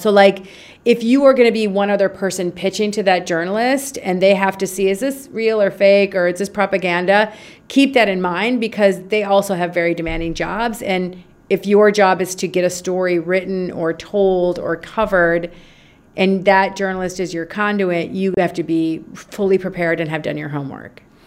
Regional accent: Minnesota, United States; moved away as an adult; now in Egypt; Born and raised in Minnesota, okay. undergrad, graduate degree, lived in Minnesota, moved to Minnesota uh, to Egypt when I was 27

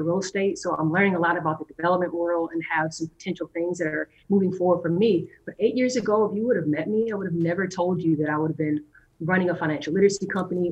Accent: Madison, Wisconsin, United States; I am from Madison, Wisconsin.

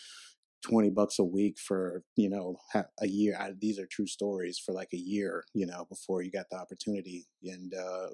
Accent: Charlotte, North Carolina, United States; I grew up in Charlotte

